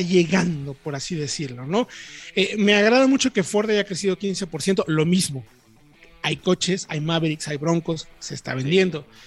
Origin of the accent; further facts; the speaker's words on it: Mexico; como buenos mexicanos, nos vamos defendiendo